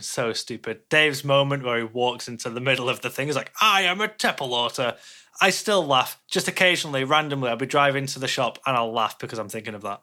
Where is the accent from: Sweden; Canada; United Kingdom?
Sweden; I'm from Sweden.